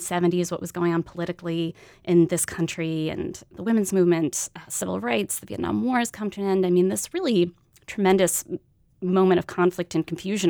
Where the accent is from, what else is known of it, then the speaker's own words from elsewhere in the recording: New York, United States; I didn't know much about the American South. I didn't come from there. I grew up in New York.